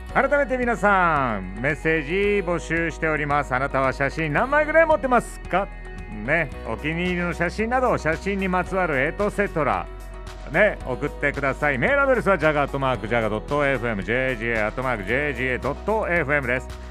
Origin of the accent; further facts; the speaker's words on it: Memuro, Hokkaido, Japan; 目室町出身なので僕は。